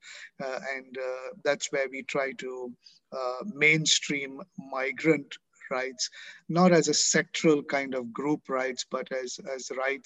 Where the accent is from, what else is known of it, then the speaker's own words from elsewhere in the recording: Pakistan; moved away as an adult; also born or lived in Hong Kong; now in Manila, Philippines; I am a Pakistani national by citizenship. I still am